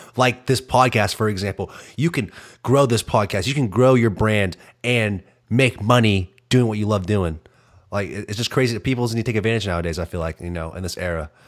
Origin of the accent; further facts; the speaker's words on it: Arkansas, United States; I'm from Arkansas.